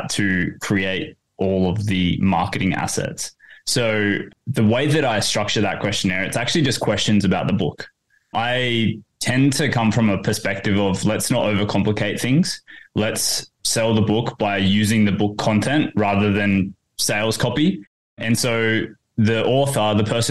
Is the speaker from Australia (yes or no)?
yes; Port Hedland, Western Australia, Australia; moved away as an adult; now in Perth, Australia; I grew up in Port Hedland